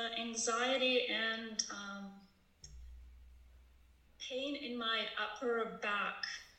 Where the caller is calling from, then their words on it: San Francisco, California, United States; I'm in San Francisco. Hi, Marnie.